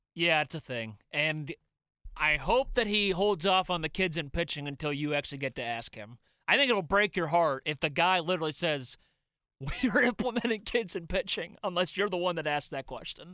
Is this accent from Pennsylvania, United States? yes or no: yes; Pittsburgh, Pennsylvania, United States; we're from Pittsburgh